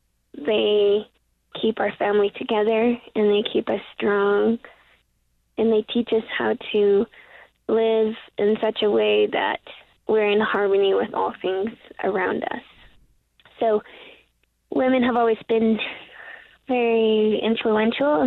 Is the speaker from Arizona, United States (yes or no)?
yes; Tuba City, Arizona, United States; now in Salt Lake City, United States; I was born and raised on Tuba City, Arizona